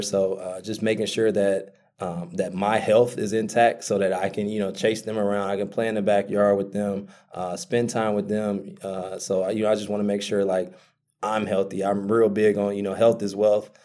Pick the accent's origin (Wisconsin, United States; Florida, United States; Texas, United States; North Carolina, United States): Wisconsin, United States; Milwaukee; born and raised in Milwaukee, Wisconsin